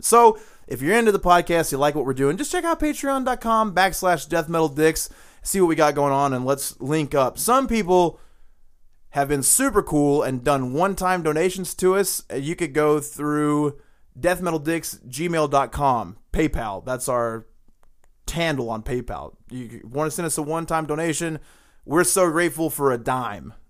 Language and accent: English; the South, United States; we're from the South